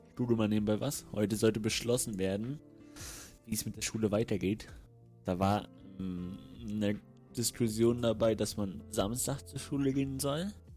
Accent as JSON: {"language": "German", "town": "Rostock", "region": "Mecklenburg-Vorpommern", "country": "Germany", "said": "Ich komme aus Rostock."}